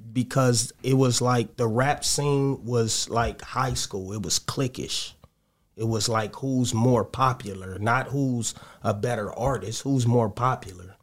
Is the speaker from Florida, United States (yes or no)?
no; Los Angeles, California, United States; I'm from the Crenshaw District, Jefferson Park area